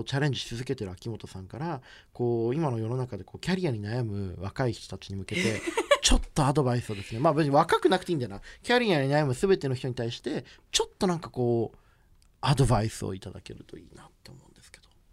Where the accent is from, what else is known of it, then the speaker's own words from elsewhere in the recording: Japan; 僕ら島国だし